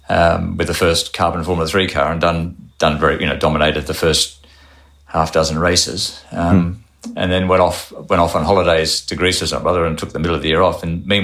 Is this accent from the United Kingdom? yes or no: no; Australia; But being from Australia, I submitted a resume.